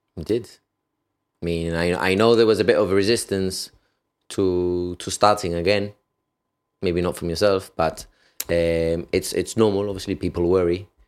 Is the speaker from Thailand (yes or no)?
no; United Kingdom; I could enter the country being British